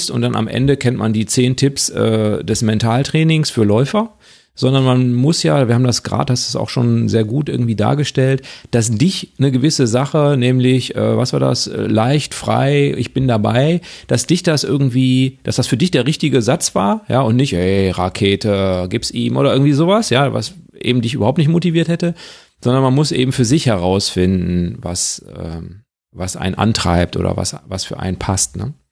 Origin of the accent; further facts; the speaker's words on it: Witten, North Rhine-Westphalia, Germany; Ich bin ja, habe ja als Kind in Witten gewohnt